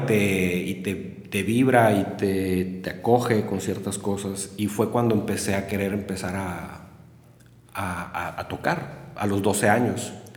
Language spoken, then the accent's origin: Spanish; Monterrey, Nuevo León, Mexico; moved away as an adult; now in Saltillo, Mexico; yo nací en Monterrey un 27 de julio de 1978